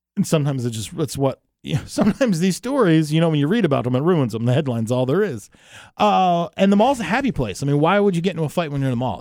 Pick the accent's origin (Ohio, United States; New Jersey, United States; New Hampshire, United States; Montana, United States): New Jersey, United States; I'm from New Jersey